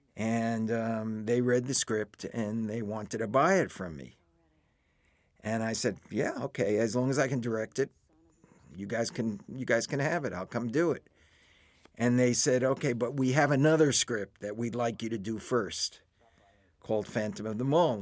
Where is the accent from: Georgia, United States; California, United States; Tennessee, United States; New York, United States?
New York, United States; moved away as an adult; now in Los Angeles, United States; I'm a New Yorker at heart